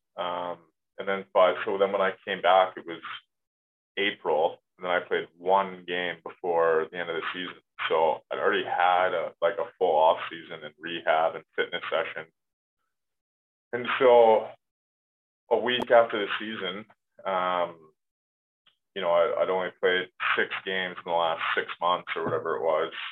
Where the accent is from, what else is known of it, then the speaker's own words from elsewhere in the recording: Canada; moved away as an adult; as a Canadian player